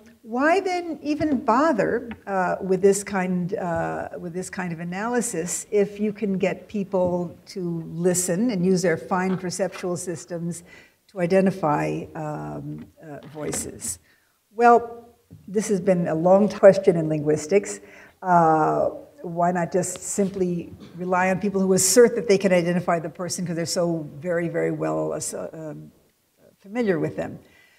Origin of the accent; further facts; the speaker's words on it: West Coast, United States; because we're from the West Coast, and we can't tell them apart